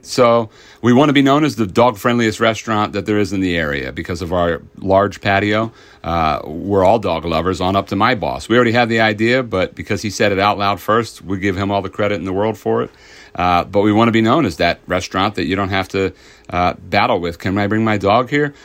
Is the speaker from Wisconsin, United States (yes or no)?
no; King of Prussia, Pennsylvania, United States; I grew up in King of Prussia, not too far from here